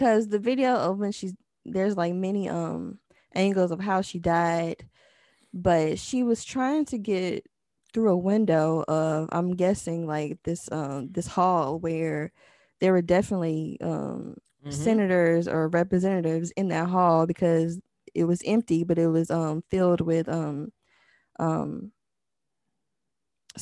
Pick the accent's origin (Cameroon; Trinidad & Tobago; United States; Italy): United States; the South; I'm from the South